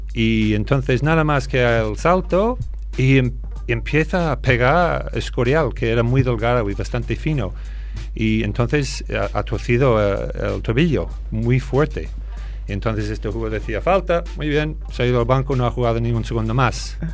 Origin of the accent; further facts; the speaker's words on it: Boston, Massachusetts, United States; now in Spain; soy de Boston